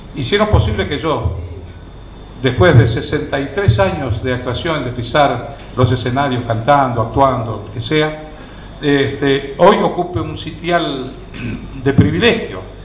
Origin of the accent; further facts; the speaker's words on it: Rosario, Santa Fe, Argentina; yo soy nacido en Rosario